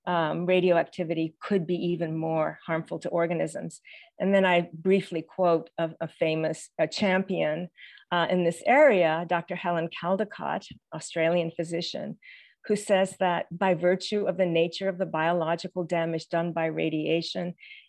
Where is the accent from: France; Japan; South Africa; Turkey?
Japan; Tokyo; I, as a US citizen growing up in Tokyo, Japan, in post-war base schools, often had classrooms in Quonset huts.